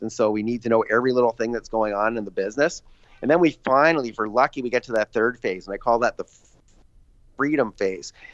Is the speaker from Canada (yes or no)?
yes; Canada; I'm Canadian